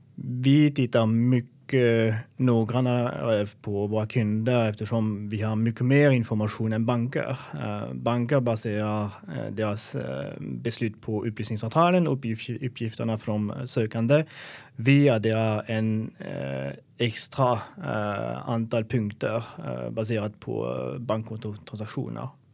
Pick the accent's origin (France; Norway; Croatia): France; Alsace, Grand Est; Swedish is a second language; also born or lived in Belgium / Germany; now in Sweden; Jag kommer från Frankrike, var född i Alsace eh, som är bredvid Schweiz och Tyskland.